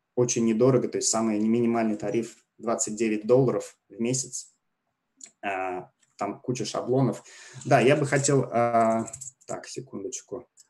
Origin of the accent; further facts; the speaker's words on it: Russia; moved away as an adult; now in Canada; я из России, переехал в Канаду три с половиной года назад, в конце 2016 года